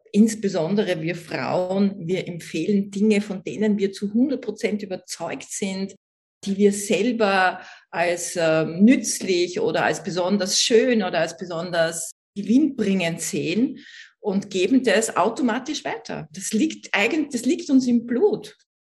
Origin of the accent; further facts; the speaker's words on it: Vienna, Austria; ich komme aus Österreich, das kann man ja unschwer überhören. Ich bin in Wien geboren